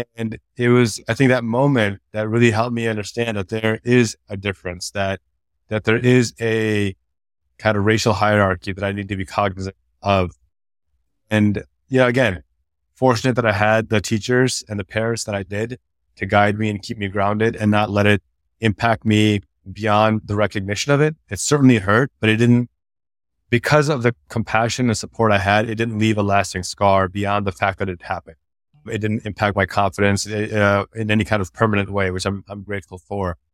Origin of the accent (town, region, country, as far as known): DuPage County, Illinois, United States; born or raised there; also born or lived in Pakistan